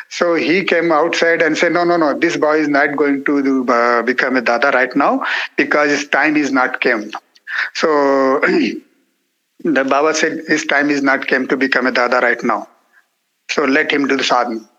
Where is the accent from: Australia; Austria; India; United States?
India; first language Marathi; English is a second language; because of my mother tongue is my natural tongue is Marathi.